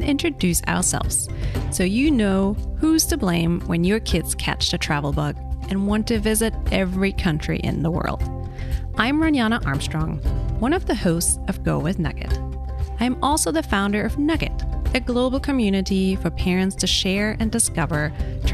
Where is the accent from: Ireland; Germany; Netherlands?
Germany; moved away; I grew up in Germany. My husband is American